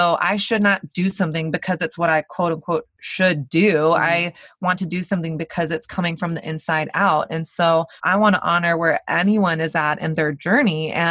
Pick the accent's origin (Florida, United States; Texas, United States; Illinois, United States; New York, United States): Texas, United States; Dallas; now in Brooklyn, United States; I grew up in Dallas, Texas, which is kind of the Bible Belt